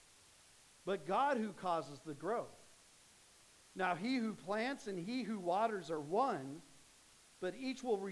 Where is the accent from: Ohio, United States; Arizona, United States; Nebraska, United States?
Arizona, United States; Phoenix; I grew up in Phoenix